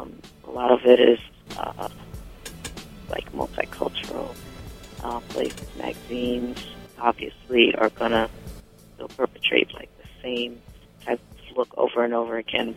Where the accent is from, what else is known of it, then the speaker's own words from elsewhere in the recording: Teaneck, New Jersey, United States; moved away; also born or lived in Brooklyn, New York; And it's about me growing up in New Jersey and eventually coming to New York to go to school and then eventually working. And it's, you know, all the adventures growing up in Teaneck